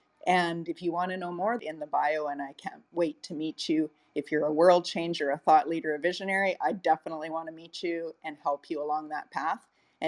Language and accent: English; Alberta, Canada; I'm from Alberta, Canada.